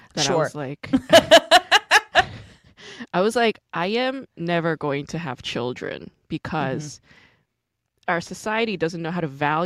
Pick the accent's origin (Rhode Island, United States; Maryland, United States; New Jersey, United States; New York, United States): New York, United States; I'm from New York.